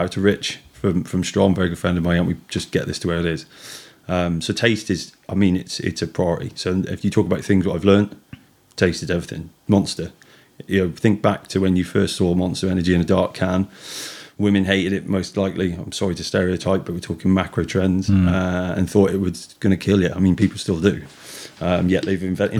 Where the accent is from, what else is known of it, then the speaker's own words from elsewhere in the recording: Hanwood, West Midlands, United Kingdom; I grew up in Hanwood